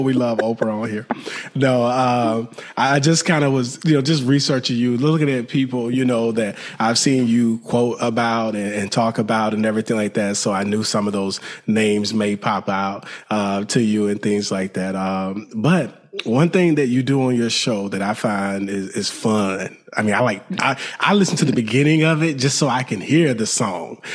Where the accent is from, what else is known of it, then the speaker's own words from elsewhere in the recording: Alabama, United States; now in Houston, United States; I'm from Alabama.